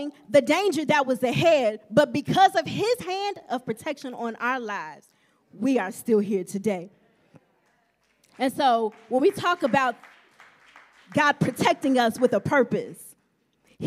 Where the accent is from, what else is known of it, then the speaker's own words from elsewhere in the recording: Champaign, Illinois, United States; I was born in February in Champaign, Illinois